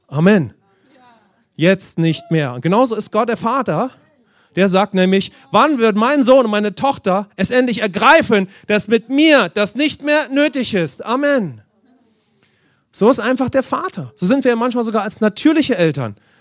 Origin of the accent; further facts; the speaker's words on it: Germany; insbesondere als Deutsche